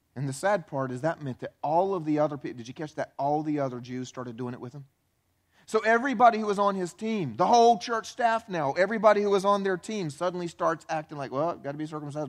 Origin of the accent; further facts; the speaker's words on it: the Bible Belt, United States; I grew up in the Bible Belt going to church my whole life